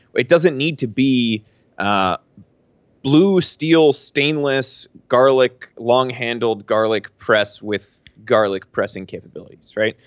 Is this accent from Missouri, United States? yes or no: no; Pennsylvania, United States; moved away; I'm from Pennsylvania